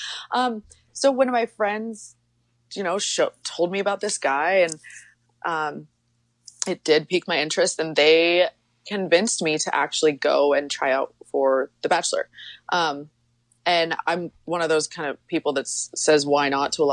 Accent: Wyoming, United States; I grew up in Wyoming on a ranch in very, very rural Wyoming.

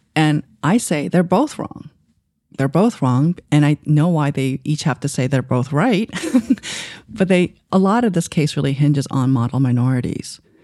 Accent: New York City, New York, United States; English is a second language; also born or lived in Asia; when I was growing up in Queens

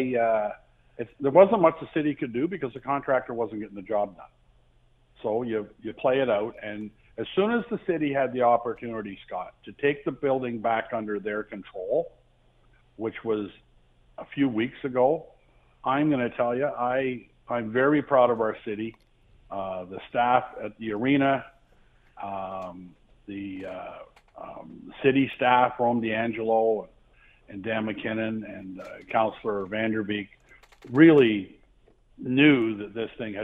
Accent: Lynden, Ontario, Canada; I grew up in Linden

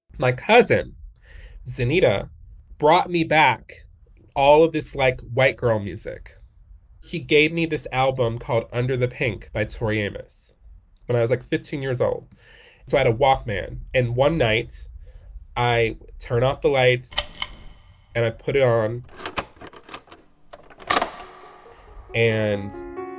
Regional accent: Detroit, Michigan, United States; moved away; I'm from Detroit, Michigan originally

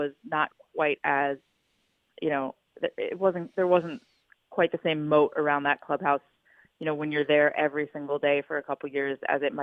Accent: New England, United States; moved away as an adult; also born or lived in San Diego, California; I grew up in New England

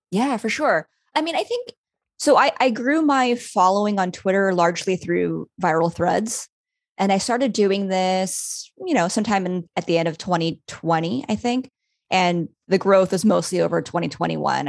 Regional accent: Los Angeles, California, United States; my hometown, Los Angeles

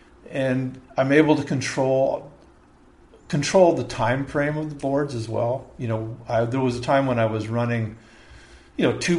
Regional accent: La Mirada, California, United States; also born or lived in East Los Angeles / Downey; played baseball, football, because we lived in La Mirada. That's where we ended up. We moved to Downey from East L.A. to Downey, then to La Mirada.

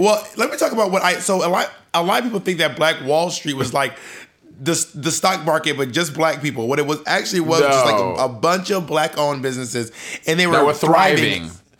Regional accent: the South, United States; also born or lived in Georgia / Alabama; now in New York City, United States; Growing up in the South

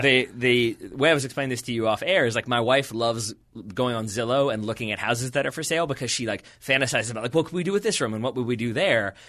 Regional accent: United States; I'm an American

